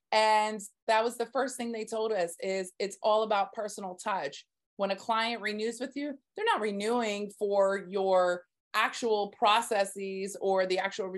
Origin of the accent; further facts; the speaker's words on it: Southern United States, United States; Right now, I am digging the TikToks because I love music. I'm from the South.